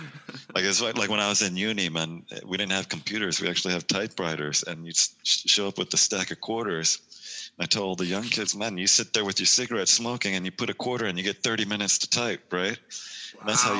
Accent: New York, United States; New York. So, lived there for 18 years, and yeah, man, I feel like, you know, when I think of New York, I'm a New Yorker at heart, you know. So it'll always be my home.

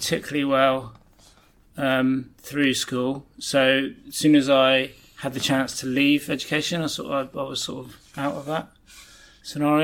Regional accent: Barnstaple, South West England, United Kingdom; also born or lived in Plymouth; born in Plymouth and was in Plymouth until I was about 7 or 8, and then we moved back to Barnstable

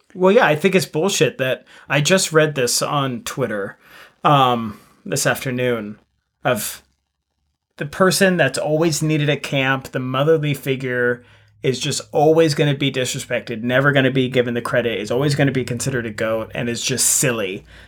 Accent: United States; as an American

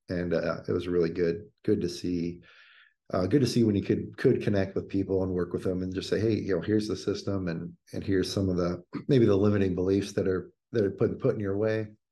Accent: Indiana, United States; growing up in Indiana, working at Bob Evans

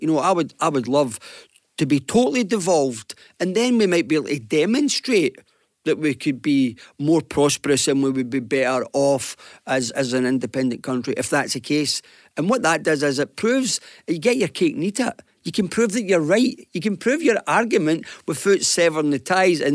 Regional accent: Glasgow, Scotland, United Kingdom; like all kids in the Gorbals

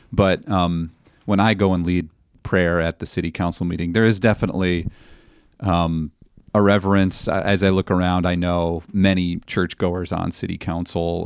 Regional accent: Naperville, Illinois, United States; moved away as an adult; now in Ripon, United States; I was raised in Naperville, Illinois, which sounds like a small town

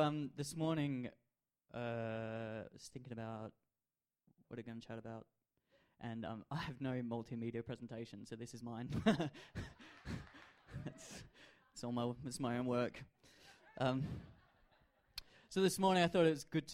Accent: Adelaide, South Australia, Australia; I grew up in Adelaide and I support the Adelaide Crows

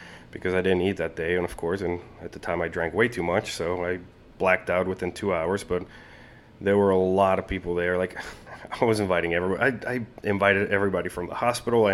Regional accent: Colombia; now in United States; I was born and raised in Colombia, in South America

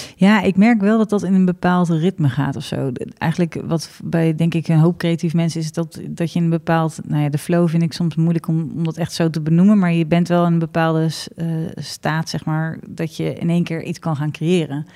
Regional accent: Ede, Gelderland, Netherlands; in ons gezellige Ede

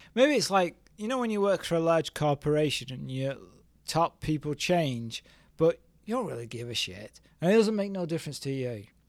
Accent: England, United Kingdom; I'm still English

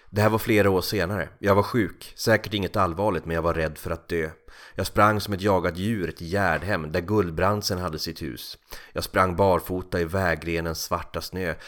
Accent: Kalix, Norrbotten County, Sweden; moved away as an adult; also born or lived in Norrköping; när jag flyttade från Kalix ner till Norrköping vid 18 eller 19 års ålder

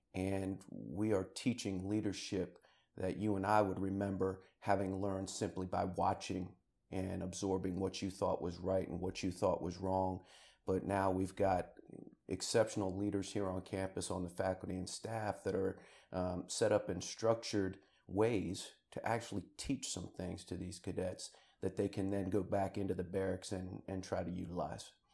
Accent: Rockville, Maryland, United States; I'm originally from Rockville, Maryland, just outside of Washington, D C

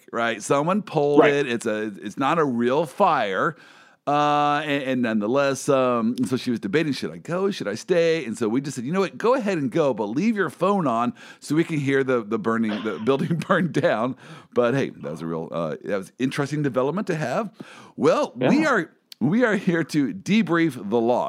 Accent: Kansas City, United States; I'm from Kansas City

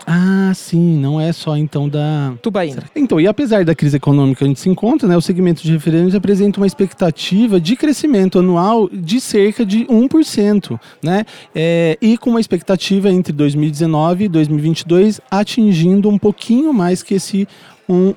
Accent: Quatá, São Paulo, Brazil; Quando eu era criança lá em Quatá, pequeno, bem pequeno

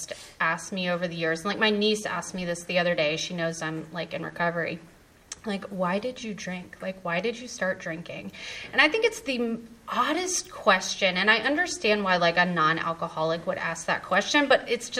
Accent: Raleigh, North Carolina, United States; I was born and raised in Raleigh.

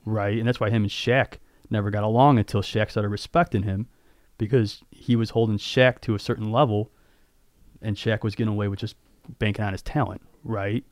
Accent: Addison, Illinois, United States; also born or lived in River North, Chicago; where I grew up in Addison

